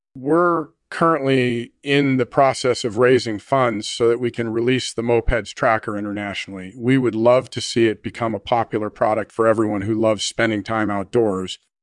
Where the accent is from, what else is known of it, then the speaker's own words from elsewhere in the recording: England, United Kingdom; I'm originally from England